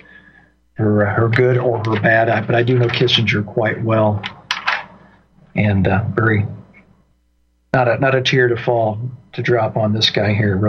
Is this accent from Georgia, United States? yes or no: no; Indiana, United States; moved away; my home state of Indiana